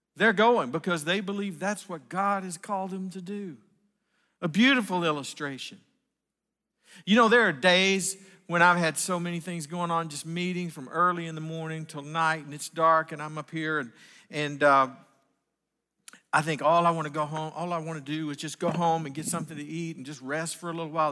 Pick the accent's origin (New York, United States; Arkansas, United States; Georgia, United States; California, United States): Arkansas, United States; Northwest; I was from Northwest Arkansas